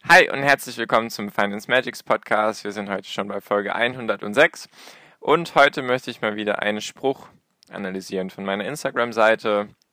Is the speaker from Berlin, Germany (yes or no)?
no; Baden-Württemberg, Germany; Ich komme aus Baden-Württemberg